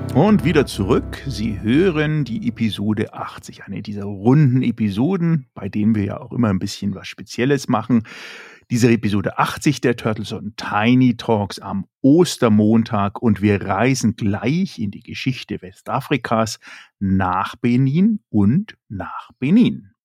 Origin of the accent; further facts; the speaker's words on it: Germany; bei uns in Deutschland und Europa